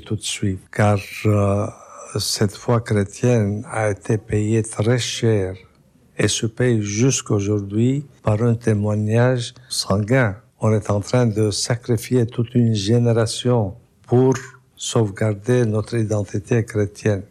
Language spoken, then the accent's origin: French; Lebanon; je suis né au Liban. Je connais très bien la communauté, le pays, la saveur de cette euh, région